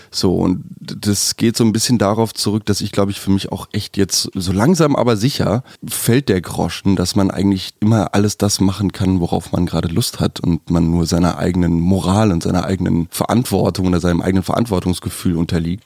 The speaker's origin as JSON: {"language": "German", "country": "Germany", "lives_now": "Berlin, Germany", "said": "aufgrund meiner Herkunft als Deutscher"}